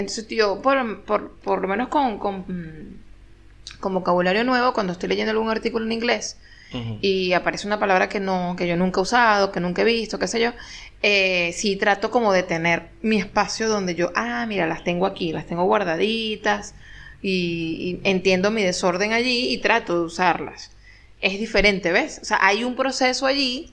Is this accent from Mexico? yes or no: no; Venezuela; moved away as an adult; now in Argentina; soy venezolana